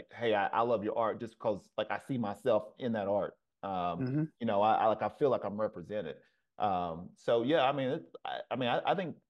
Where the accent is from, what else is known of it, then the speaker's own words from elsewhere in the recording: the South, United States; moved away; I'm originally from the South